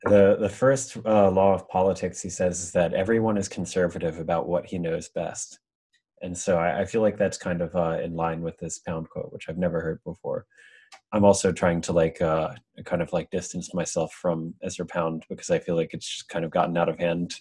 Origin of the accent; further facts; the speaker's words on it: Pennsylvania, United States; I'm from Pennsylvania, a town called New York. You probably wouldn't have heard of it, but it was like, I mean, the town itself is like fairly like uh, developed, but like the outskirts where I grew up